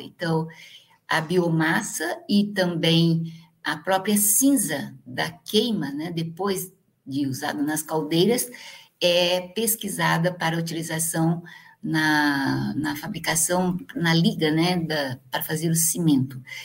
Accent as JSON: {"language": "Portuguese", "town": "Igarapava", "region": "São Paulo", "country": "Brazil", "tie": "born or raised there", "moved": "yes", "said": "E a minha região, onde eu nasci, Igarapava, né? Tá perto de Ribeirão Preto, é uma região canavieira."}